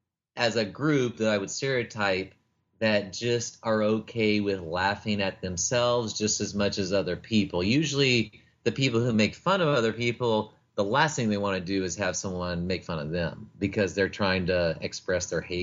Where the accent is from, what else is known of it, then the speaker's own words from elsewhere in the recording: Oklahoma, United States; now in San Antonio, United States; I grew up in Oklahoma.